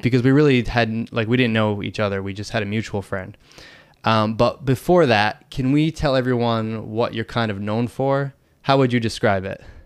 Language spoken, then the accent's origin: English; Boston, Massachusetts, United States; moved away as an adult; now in Bangkok, Thailand; I'm originally from Boston, Massachusetts